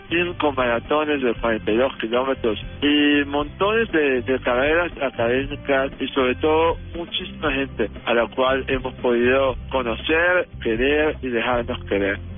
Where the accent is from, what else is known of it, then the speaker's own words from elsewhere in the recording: Caracas, Capital District, Venezuela; yo soy nacido en Caracas, Venezuela.